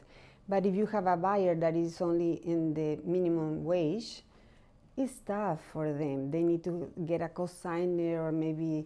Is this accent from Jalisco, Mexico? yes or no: yes; Guadalajara, Jalisco, Mexico; now in Arizona, United States; I am from Guadalajara, Mexico